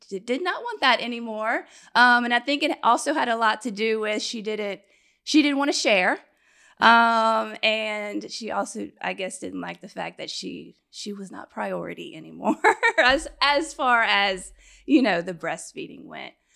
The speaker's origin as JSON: {"language": "English", "town": "Baton Rouge", "region": "Louisiana", "country": "United States", "tie": "born or raised there", "also_born_or_lived": "Austin, Texas", "said": "I'm from Baton Rouge."}